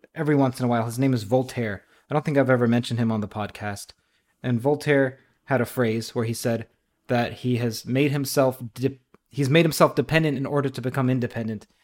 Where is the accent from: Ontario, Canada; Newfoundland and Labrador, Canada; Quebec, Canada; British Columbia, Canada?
Ontario, Canada; Toronto; also born or lived in Trinidad; Indeed, I am from Toronto. I was born in Trinidad.